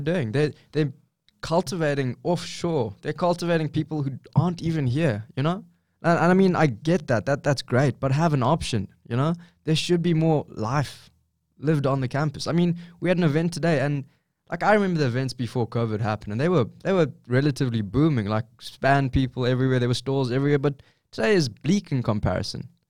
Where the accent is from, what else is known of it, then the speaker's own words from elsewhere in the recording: South Africa; moved away as an adult; now in Australia; I'm from South Africa, like a third world country.